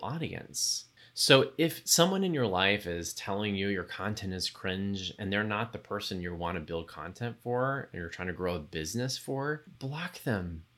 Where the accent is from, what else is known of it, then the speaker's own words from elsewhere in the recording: Texas, United States; a young gay kid growing up in Texas